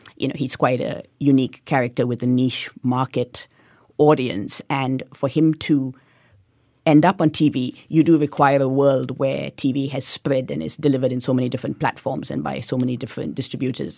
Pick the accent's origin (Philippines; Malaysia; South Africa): Malaysia; Kuantan, Pahang; now in Singapore; growing up in Kuantan, I went to a really quite difficult school